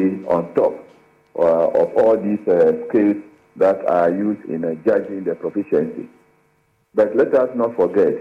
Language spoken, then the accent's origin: English; Ghana